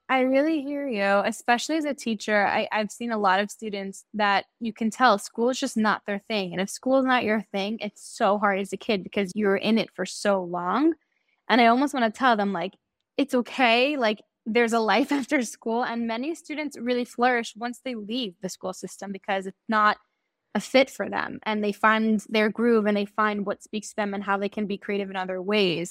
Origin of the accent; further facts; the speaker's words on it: Great Neck, New York, United States; moved away as an adult; also born or lived in West Hempstead, New York; now in Israel; So I originally grew up in Great Neck in New York. And when I was in high school, my family moved to West Hempstead. And I lived there until I made Aliyah